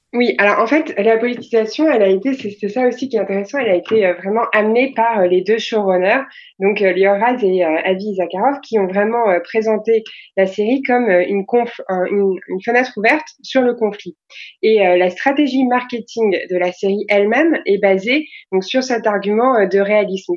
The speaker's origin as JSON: {"language": "French", "country": "France", "said": "on est des Français"}